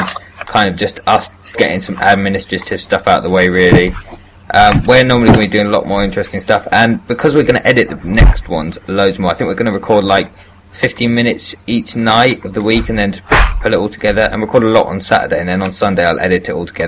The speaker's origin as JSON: {"language": "English", "country": "United Kingdom", "said": "I'm British through and through"}